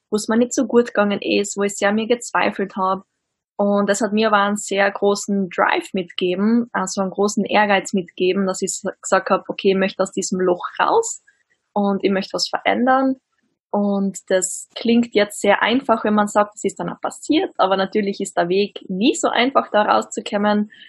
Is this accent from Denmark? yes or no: no; Austria; Ich komme aus Österreich, wie man vermutlich auch hört.